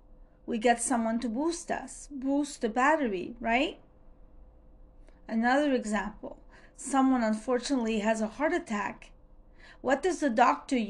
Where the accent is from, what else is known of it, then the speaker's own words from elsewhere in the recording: Montreal, Quebec, Canada; I'm from Montreal, Canada